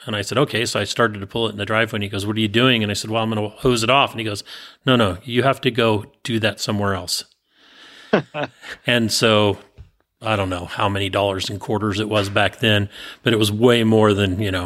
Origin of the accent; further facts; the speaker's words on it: San Bruno, California, United States; I grew up in San Bruno, California